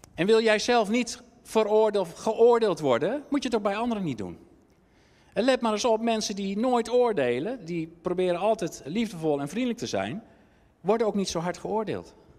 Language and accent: Dutch; Netherlands; wij zijn Nederlanders